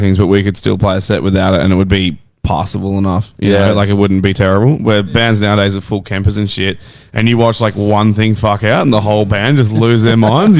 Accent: Australia; as an Aussie

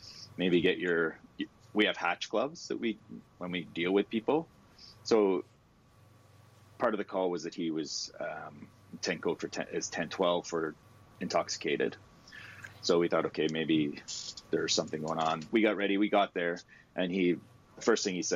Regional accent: Ottawa, Ontario, Canada; I grew up in Bayshore

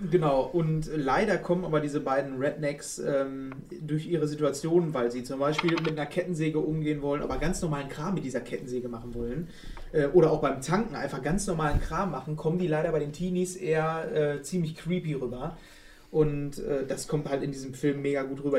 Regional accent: Germany; wir sind alle Deutsche

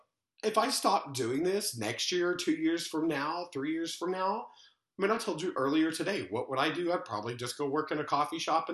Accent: Little Rock, Arkansas, United States; also born or lived in Oxford, Mississippi; now in New York, United States; I'm from Little Rock, Arkansas.

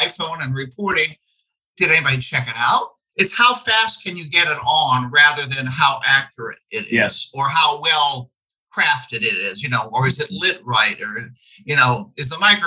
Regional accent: Dayton, Ohio, United States; moved away as an adult; now in Indianapolis, United States; an exotic town called Dayton, Ohio.

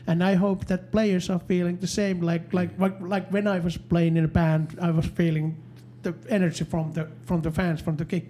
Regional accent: Finland

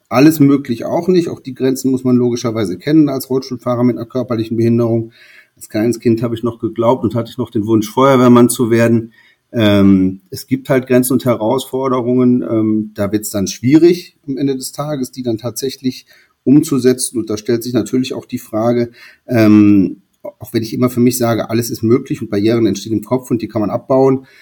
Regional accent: North Rhine-Westphalia, Germany; Ich bin auf, äh, in einem kleineren Dorf groß geworden am Niederrhein

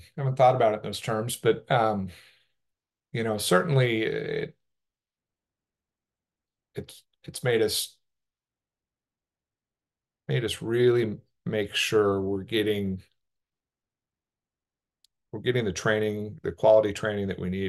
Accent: Oregon, United States; when I was growing up in Southern Oregon, we didn't have access to long course water

